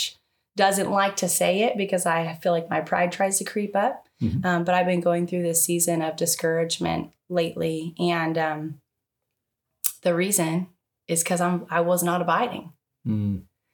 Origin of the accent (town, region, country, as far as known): Tehachapi, California, United States; born or raised there; now in Bakersfield, United States